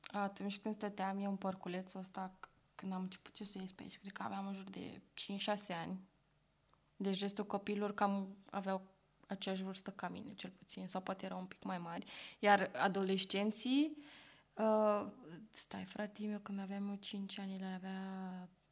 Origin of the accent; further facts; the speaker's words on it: Bucharest, Romania; also born or lived in Rotterdam, Netherlands; M-am născut și am crescut în Berceni, București, unde am terminat școala generală.